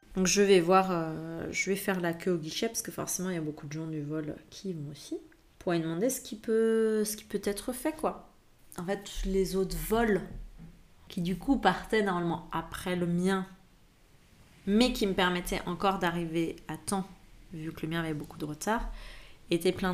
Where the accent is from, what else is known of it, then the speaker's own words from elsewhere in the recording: France; moved away; en tant que Français, quand tu as un passeport français